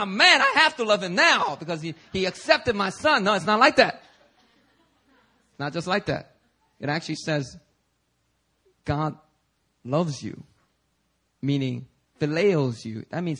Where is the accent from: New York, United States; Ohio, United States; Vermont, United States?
New York, United States; New York City; back when I was growing up in New York City, you know, I was constantly hearing the same sermon.